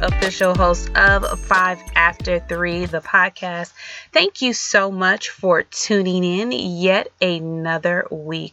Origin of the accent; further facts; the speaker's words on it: Detroit, Michigan, United States; growing up in Detroit